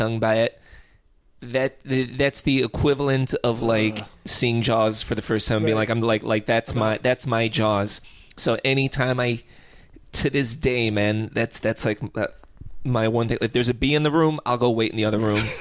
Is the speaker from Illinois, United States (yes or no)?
yes; Chicago, Illinois, United States; moved away as an adult; now in California, United States; I'm from Chicago